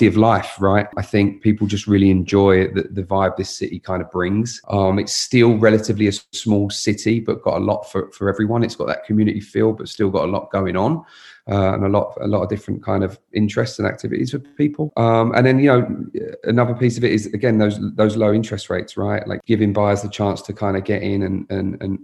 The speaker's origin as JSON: {"language": "English", "region": "London", "country": "United Kingdom", "moved": "as an adult", "lives_now": "Austin, United States", "said": "I'm originally from London, England. I've been in Austin about 12 years now."}